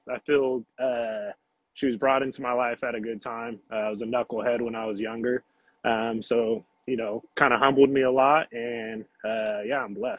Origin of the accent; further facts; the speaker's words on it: Manteca, California, United States; also born or lived in Santa Cruz, California; born and raised in Manteca, mm-hmm. Here in the Central Valley. So, yeah, born and raised here, went to high school here, ventured off to Capitola. I was living in Santa Cruz for a few years